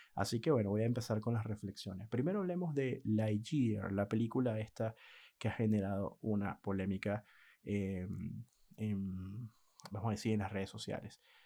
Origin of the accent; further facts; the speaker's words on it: Venezuela; moved away as an adult; now in Argentina; Yo que soy venezolano, aunque ya no vivo en Venezuela desde hace muchos años